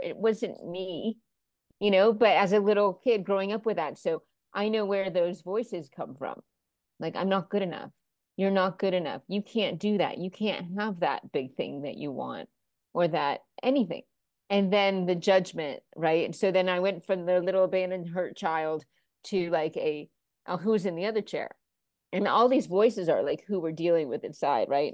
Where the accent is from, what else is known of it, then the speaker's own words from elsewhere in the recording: Florida, United States; moved away; also born or lived in New York / Los Angeles; I was raised in Florida and then moved to New York for a bit and Los Angeles